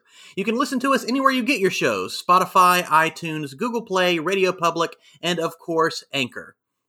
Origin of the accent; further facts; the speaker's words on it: Jacksonville, Florida, United States; I'm from Jacksonville, Florida